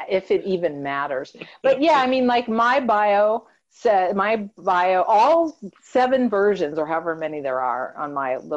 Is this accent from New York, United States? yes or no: yes; New York, United States; born there; I was born in New York.